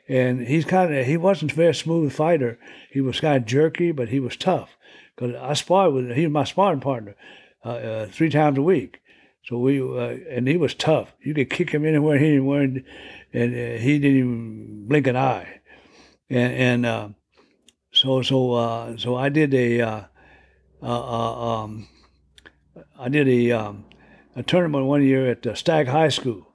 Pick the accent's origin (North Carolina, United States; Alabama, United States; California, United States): California, United States; Stockton; I'm from Stockton